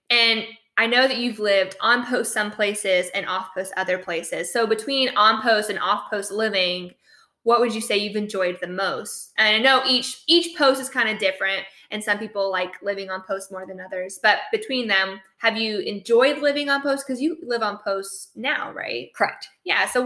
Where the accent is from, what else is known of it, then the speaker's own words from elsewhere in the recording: New Mexico, United States; we grew up in New Mexico and, and we lived there for oh god, like seven or eight years, and it was the longest place we'd ever stayed in a state.